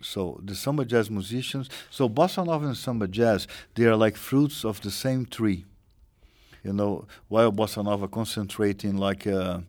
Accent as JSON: {"language": "English", "region": "Rio de Janeiro", "country": "Brazil", "tie": "born or raised there", "said": "when I was born in Rio, I was born in 51."}